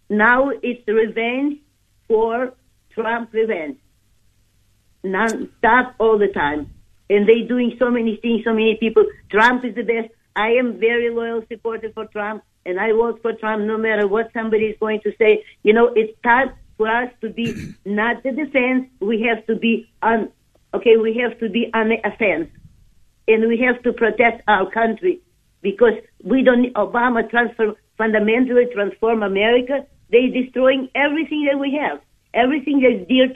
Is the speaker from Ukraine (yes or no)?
yes; Ukraine; moved away; I am from Ukraine